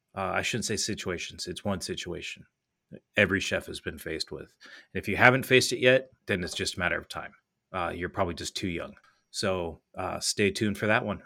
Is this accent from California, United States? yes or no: yes; California, United States; moved away; growing up in California